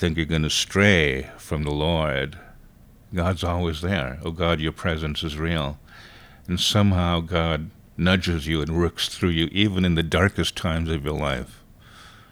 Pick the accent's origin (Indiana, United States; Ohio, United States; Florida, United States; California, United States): California, United States; Los Angeles; I'm Filipino-American. But I did grow up in the projects in Los Angeles